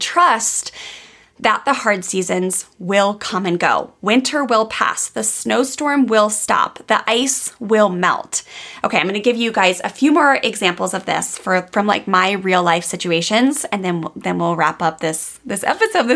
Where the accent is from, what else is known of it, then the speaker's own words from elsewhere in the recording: Maryland, United States; moved away; I grew up on the East Coast of the United States in Maryland, where we had snowstorms, we had rain, we had ice